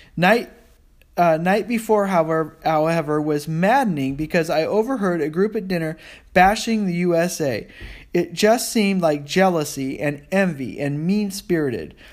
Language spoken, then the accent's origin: English; United States; I'm an American